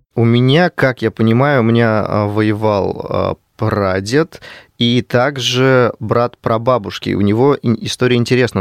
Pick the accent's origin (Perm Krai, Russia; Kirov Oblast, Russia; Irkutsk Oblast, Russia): Kirov Oblast, Russia; Kirov; Я сам из Кирова